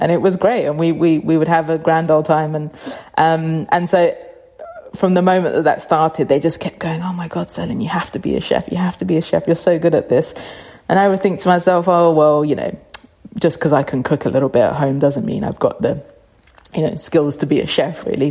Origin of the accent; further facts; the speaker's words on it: London, United Kingdom; growing up in North London in a Cypriot household